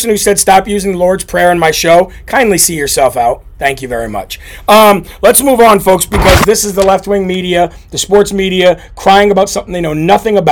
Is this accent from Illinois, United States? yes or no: yes; Illinois, United States; I grew up in Illinois